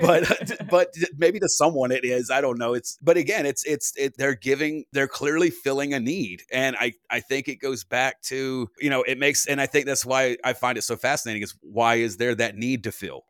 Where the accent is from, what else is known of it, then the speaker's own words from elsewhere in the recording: United States; as an American